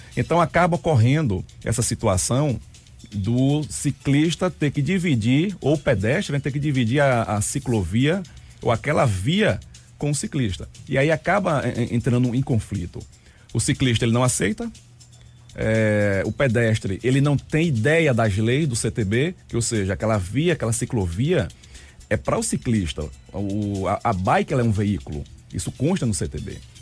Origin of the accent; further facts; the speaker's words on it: Juazeiro, Bahia, Brazil; also born or lived in Recife; now in Sergipe, Brazil; Sou baiano, sou de Juazeiro, Bahia